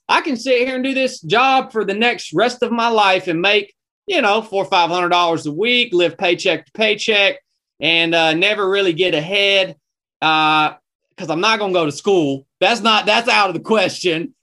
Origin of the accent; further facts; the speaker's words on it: North Georgia, United States; I was born and raised in North Georgia